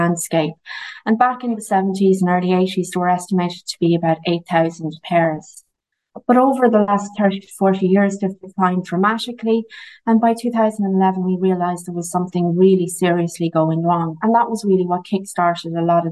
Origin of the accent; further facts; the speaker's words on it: Ireland; I'm from the Shannon Callows